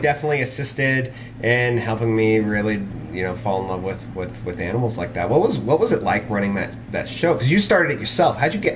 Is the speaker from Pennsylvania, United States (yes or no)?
no; Pismo Beach, California, United States; now in Utah, United States; I grew up in Pismo Beach area